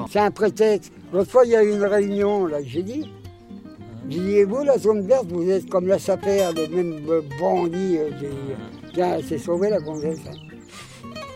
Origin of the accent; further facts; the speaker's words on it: France; on est français